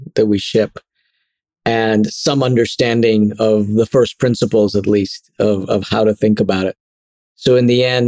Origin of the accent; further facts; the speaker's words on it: Trinidad & Tobago; moved away as an adult; also born or lived in Connecticut; now in São Paulo, Brazil; I was born and grew up through university, through college in Trinidad and Tobago.